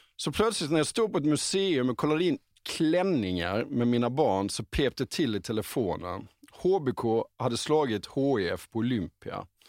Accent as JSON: {"language": "Swedish", "town": "Halmstad", "region": "Halland County", "country": "Sweden", "tie": "born or raised there", "said": "jag växte upp i Halmstad som bara ligger åtta mil norr om Helsingborg"}